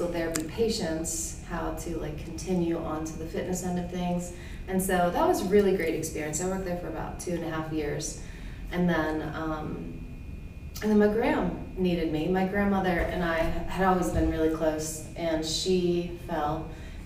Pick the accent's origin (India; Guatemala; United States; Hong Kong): United States; Wheeling, West Virginia; I'm from Wheeling